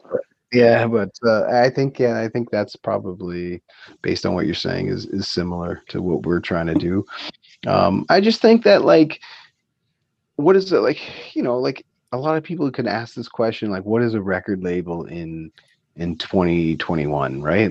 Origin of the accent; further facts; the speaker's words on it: Waterloo, Ontario, Canada; growing up in Waterloo as teenagers